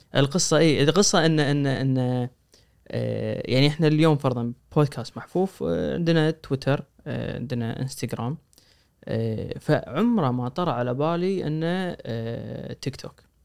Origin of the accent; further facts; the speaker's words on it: Kuwait; احنا من الكويت